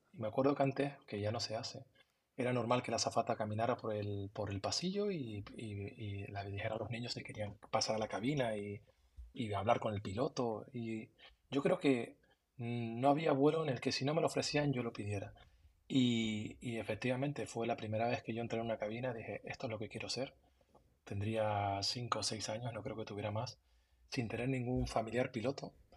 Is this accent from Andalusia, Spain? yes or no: no; Tenerife, Canary Islands, Spain; moved away as an adult; desde que yo me fui de Canarias, llevo más tiempo fuera de Canarias que en Canarias. llevo 20, 23 años fuera de, Tenerife.